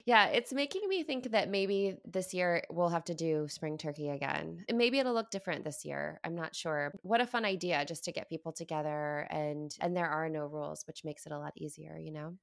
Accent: Midwest, United States; I entered the family as this Midwesterner

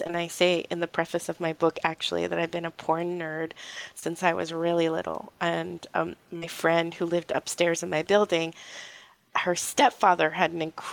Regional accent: New York City, New York, United States; I grew up in New York City in the Lower East Side

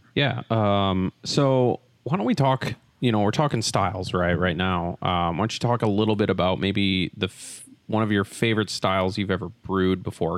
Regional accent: Wisconsin, United States; moved away; I'm originally from Wisconsin

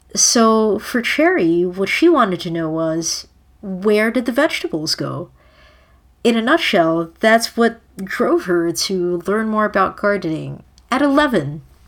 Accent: Manila, Metro Manila, Philippines; moved away; I grew up in the Philippines

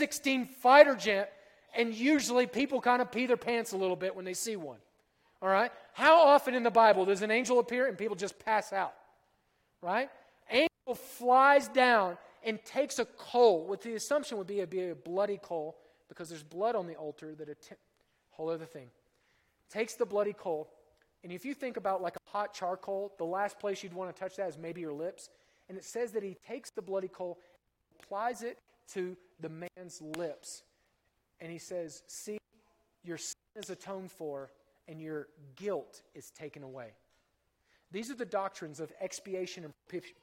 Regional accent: Oklahoma, United States; I'm from Oklahoma

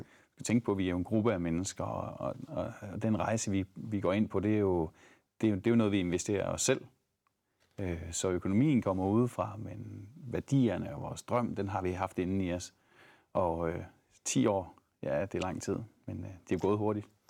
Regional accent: Thy, North Denmark Region, Denmark; also born or lived in Aarhus; now in Ebeltoft, Denmark; jeg er egentlig fra Thy

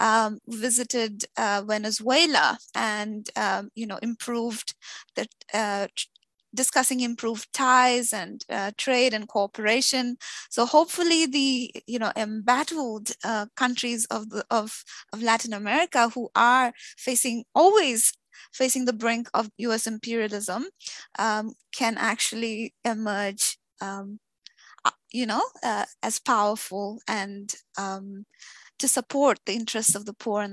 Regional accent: India; a young person growing up in India

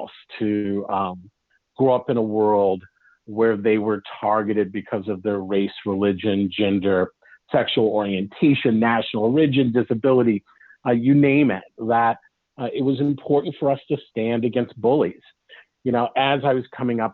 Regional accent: Los Angeles, California, United States; also born or lived in Long Beach, California; now in Oregon, United States; I grew up in Los Angeles, and I grew up at a time that desegregation was beginning to come into play.

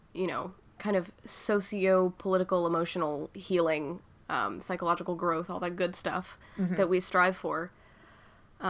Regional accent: Virginia, United States; moved away as an adult; now in Philadelphia, United States; being young and queer in Virginia

